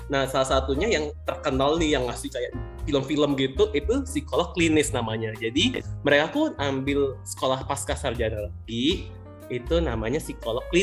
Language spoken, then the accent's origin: Indonesian; Sumatra, Indonesia; gue nggak marah, gue orang Sumatera, please.